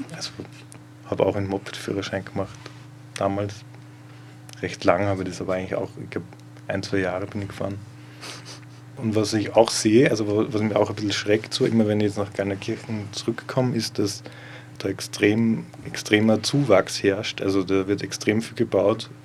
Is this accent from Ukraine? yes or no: no; Gallneukirchen, Upper Austria, Austria; moved away as an adult; now in Linz, Austria; Ich komme tatsächlich aus der Region, ähm, wo das Festival der Regionen heuer stattfindet, also aus Gallnerkirchen genauer gesagt